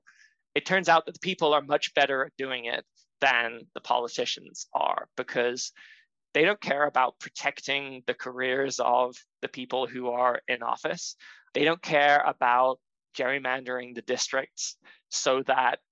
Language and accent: English; Florida, United States; my home state of Florida